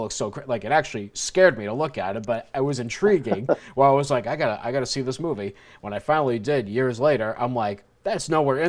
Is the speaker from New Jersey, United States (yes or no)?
yes; New Jersey, United States; I grew up in Jersey